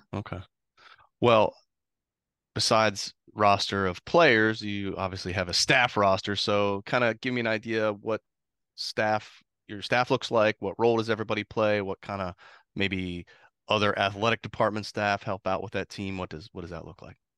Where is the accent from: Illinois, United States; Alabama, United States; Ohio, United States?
Ohio, United States; Columbus; now in Florida, United States; I grew up in Columbus